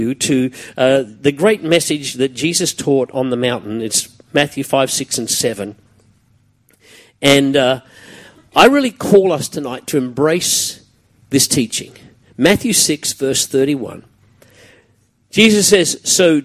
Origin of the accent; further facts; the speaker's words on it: Brisbane, Queensland, Australia; Growing up around Kapira and Mitchell in those days was a pretty tough gig